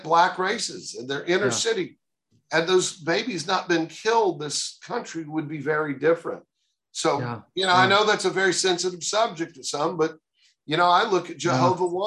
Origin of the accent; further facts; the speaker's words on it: Oklahoma City, Oklahoma, United States; moved away as an adult; also born or lived in Houston, Texas / New York; now in Texas, United States; I grew up in Oklahoma, you know, in Oklahoma City